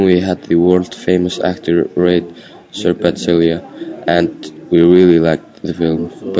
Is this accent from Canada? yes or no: no; Akureyri, Northeastern Region, Iceland; Hi, we are Nesti Skoli from Akureyri, Iceland.